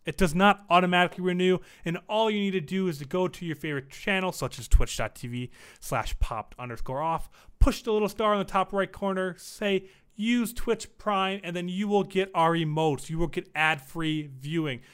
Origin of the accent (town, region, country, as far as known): Las Vegas, Nevada, United States; born or raised there